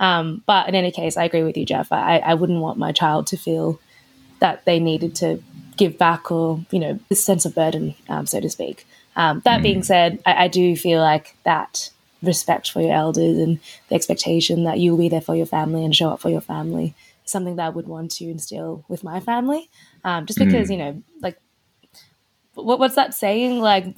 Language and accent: English; Australia; I've been very privileged to be born and raised in Australia.